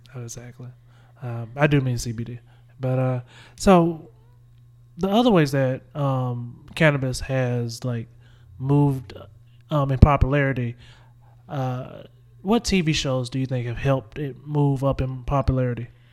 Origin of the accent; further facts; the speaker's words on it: Winnsboro, South Carolina, United States; I grew up in a little town, but, like, I realized how close I am, I was to Columbia. Like, I was four, I was forty minutes from Columbia